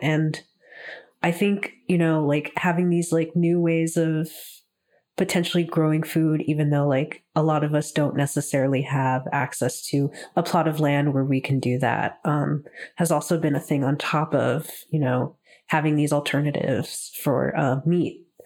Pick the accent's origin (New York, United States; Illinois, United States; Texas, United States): Texas, United States; now in Toronto, Canada; ever since moving up to Toronto, um, 'cause I'm from Texas originally